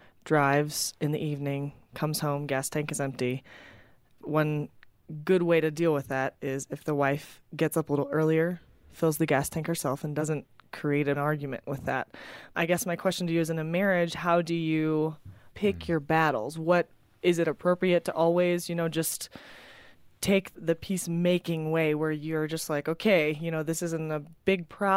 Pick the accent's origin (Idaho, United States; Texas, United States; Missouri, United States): Missouri, United States; St. Louis; now in Tulsa, United States; I am from St. Louis, Missouri, but I go to school at the University of Tulsa in Oklahoma.